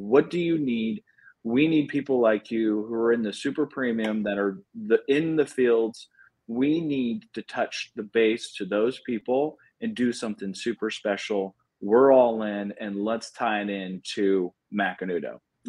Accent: Kansas, United States; And then we're only distributed in Kansas, my home state.

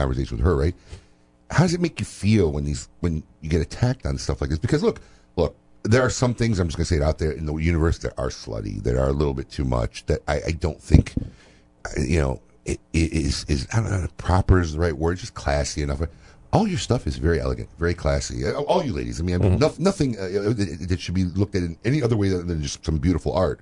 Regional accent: Chicago, Illinois, United States; now in Florida, United States; I'm from Chicago

